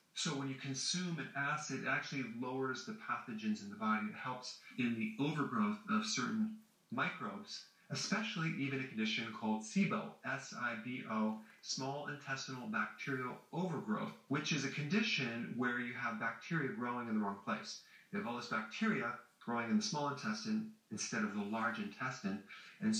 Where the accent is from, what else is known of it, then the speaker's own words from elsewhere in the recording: Wisconsin, United States; growing up in Wisconsin, where there's farms all around our neighborhood